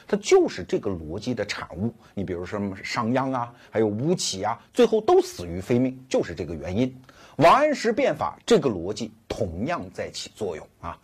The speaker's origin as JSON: {"language": "Chinese", "region": "Anhui", "country": "China", "said": "我们安徽人、小港村搞的土地承包责任制吧，我的老乡"}